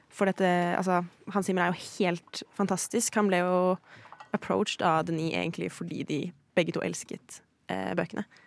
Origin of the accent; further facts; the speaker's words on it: Sweden; moved away; Jeg er svensk